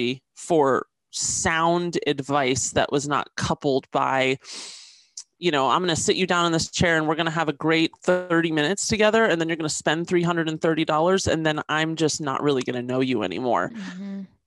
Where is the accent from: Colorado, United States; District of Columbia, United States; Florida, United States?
District of Columbia, United States; Washington; moved away as an adult; now in Los Angeles, United States; I was raised in Washington, D.C.